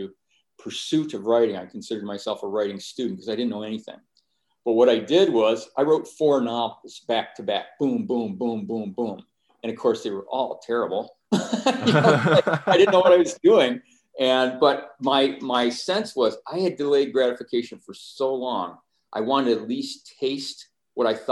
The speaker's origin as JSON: {"language": "English", "area": "Finger Lakes region", "region": "New York", "country": "United States", "tie": "born or raised there", "said": "where I grew up in Finger Lakes region"}